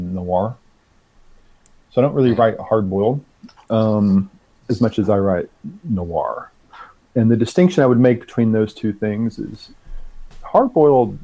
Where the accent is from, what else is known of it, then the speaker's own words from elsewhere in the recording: Arkansas, United States; I'm from the South. I'm from Arkansas and was raised in a pretty religious household.